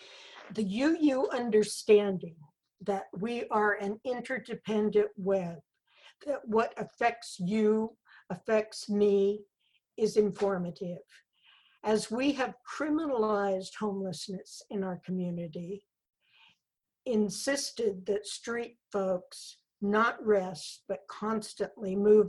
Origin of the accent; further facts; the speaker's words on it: Farmersville, California, United States; born there; I was born in Linnell Labor Camp in Farmersville, California, to family that was some of the last of the Dust Bowl Okies.